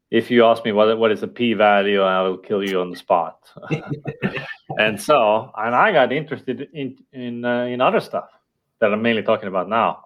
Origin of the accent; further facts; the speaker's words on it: Estonia; first language Estonian; English is a second language; my native language, which is Estonian